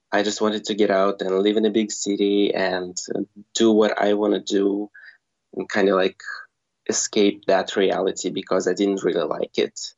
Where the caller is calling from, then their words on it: Bulgaria; Right now, um, I'm living in Bulgaria.